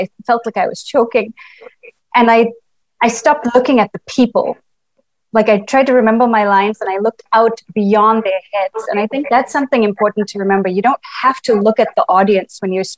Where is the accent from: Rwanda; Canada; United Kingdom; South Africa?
South Africa; Estcourt, KwaZulu-Natal; moved away as an adult; also born or lived in Brazil; now in United States; I grew up in Escort in KwaZulu-Natal.